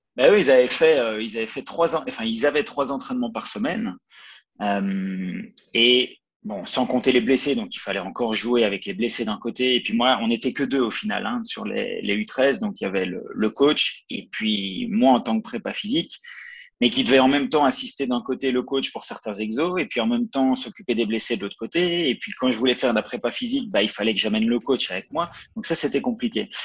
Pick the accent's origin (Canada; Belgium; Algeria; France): Belgium; moved away as an adult; also born or lived in Valais, Switzerland; now in Sierre, Switzerland; je viens de Belgique à la base, puis ça fait 7 mmh. ans que je suis en Suisse